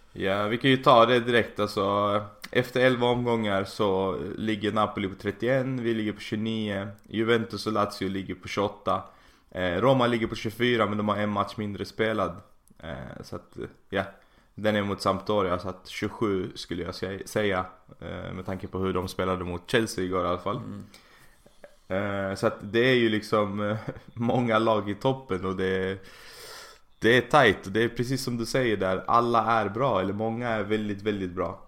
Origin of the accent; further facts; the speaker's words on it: Malmö, Skåne, Sweden; now in Sickla, Sweden; Alltså jag är från Malmö